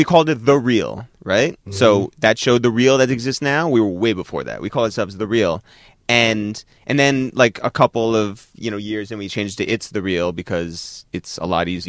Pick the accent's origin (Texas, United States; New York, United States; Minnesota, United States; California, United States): New York, United States; Harrison; We're from Harrison.